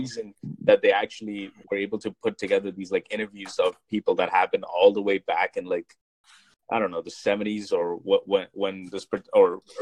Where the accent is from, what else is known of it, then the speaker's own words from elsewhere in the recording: India; being Indian